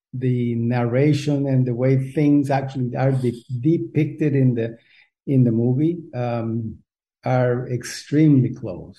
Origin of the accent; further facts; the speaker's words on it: Costa Rica; moved away; also born or lived in United States; I was born in Costa Rica. We don't have a lot of hamburgers here